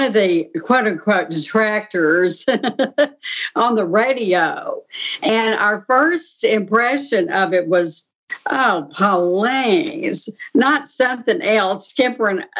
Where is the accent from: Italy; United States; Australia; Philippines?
United States; Texas; moved away as an adult; now in Pittsburgh, United States; I'm originally from Texas, and I've lived here in Pittsburgh area for 43 years